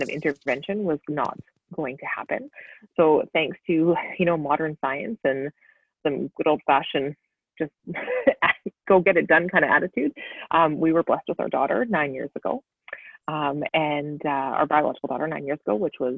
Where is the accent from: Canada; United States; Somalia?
Canada; Sherwood Park, Alberta; now in Edmonton, Canada; I grew up in Sherwood Park